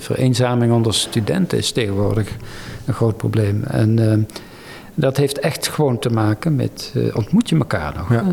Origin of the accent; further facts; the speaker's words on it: North Brabant, Netherlands; ik kom uit Brabant